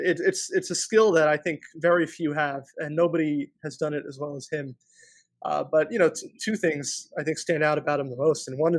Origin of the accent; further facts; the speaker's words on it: New York, United States; I'm from New York.